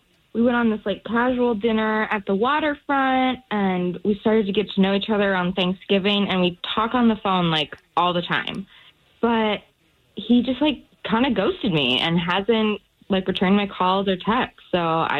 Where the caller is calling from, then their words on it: Lake Conway, Florida, United States; I am calling from Lake Conway.